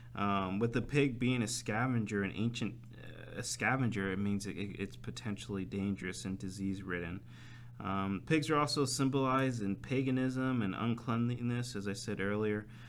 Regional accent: United States; since being American

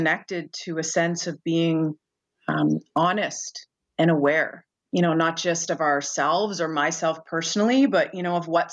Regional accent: Brampton, Ontario, Canada; I grew up in Brampton, Ontario

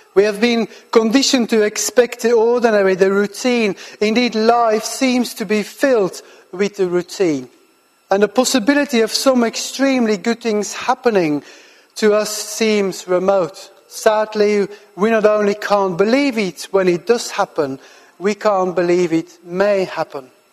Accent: Belgium; moved away as an adult; also born or lived in Farnham, United Kingdom / South Birmingham, United Kingdom; now in Birmingham, United Kingdom; I'm originally from Belgium and I live and work now in the UK for the last 12

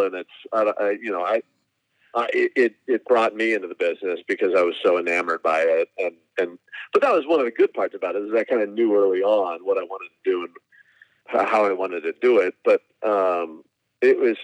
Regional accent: Burbank, California, United States; also born or lived in Hong Kong; eventually he settled down in Burbank out in Los Angeles, which is where, we spent our entire lives

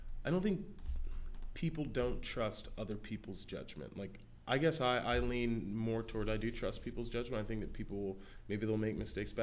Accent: United States; we're not Australian, we're Americans.

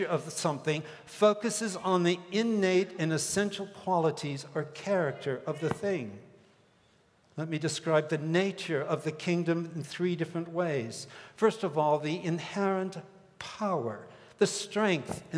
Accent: Hong Kong; moved away; also born or lived in Minneapolis; I grew up in the British colony of Hong Kong.

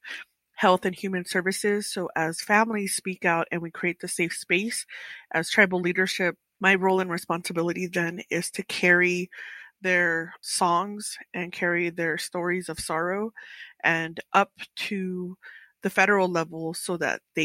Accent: Sheep Springs, New Mexico, United States; I come from Sheep Springs here on the Navajo Nation

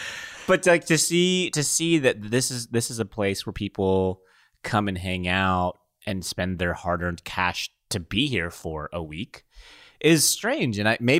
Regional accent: Philippines; No. I'm Filipino.

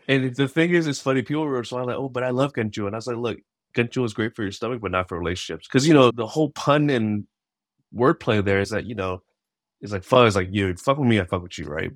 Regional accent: Bay Area, California, United States; growing up in the Bay Area, in a diverse community, I grew up with multiple cultures

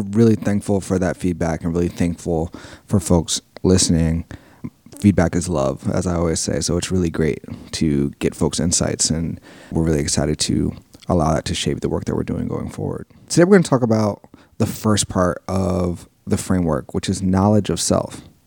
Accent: New York City, New York, United States; I grew up in South Jamaica, Queens, which is a neighborhood that I know and love

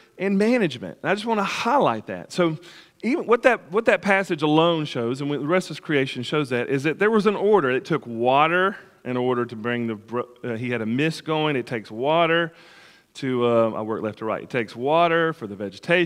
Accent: United States; growing up on the Tennessee River

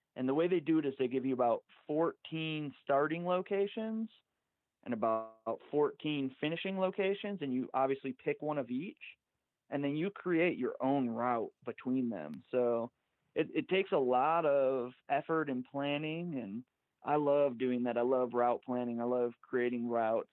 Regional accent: Michigan, United States; now in Golden, United States; I actually uh, grew up in Michigan

